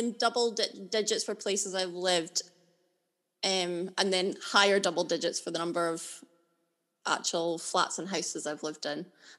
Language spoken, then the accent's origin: English; Alyth, Scotland, United Kingdom; also born or lived in Linlithgow / Aberdeen / London / Kirkcaldy; I'm originally from Linlithgow, and then when I was wee, we moved up to Aileth, which is a little town near Dundee. And then I've lived in a lot of places. I'm not going to list everywhere I've lived. I lived in Aberdeen, sort of on and off. I've lived in Aberdeen four separate times.